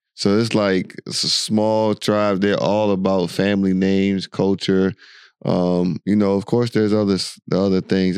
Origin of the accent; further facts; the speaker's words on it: United States; moved away as an adult; now in United Arab Emirates; the America you and I grew up in and lived